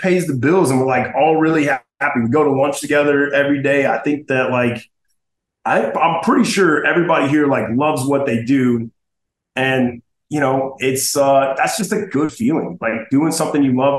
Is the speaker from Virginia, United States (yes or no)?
no; Atlanta, Georgia, United States; I'm a native. I'm one of the few native Atlantans. Yeah. So it's, yeah, there's not a lot of us true Atlantans, but yeah, I'm born and raised